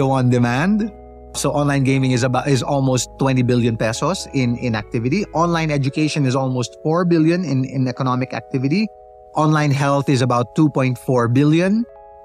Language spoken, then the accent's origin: English; Philippines